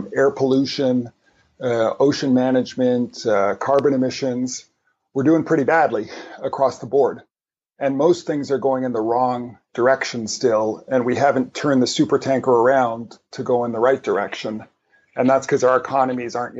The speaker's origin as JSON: {"language": "English", "country": "Canada", "said": "I'm Canadian"}